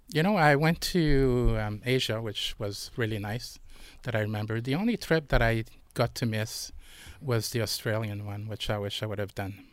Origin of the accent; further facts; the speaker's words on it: Montreal, Quebec, Canada; moved away; I was born and raised in Montreal